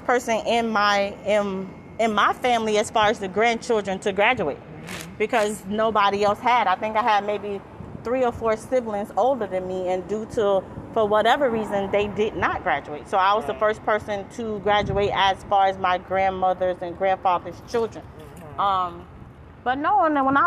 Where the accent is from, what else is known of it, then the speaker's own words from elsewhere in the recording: St. Petersburg, Florida, United States; I'm born and raised in St. Pete.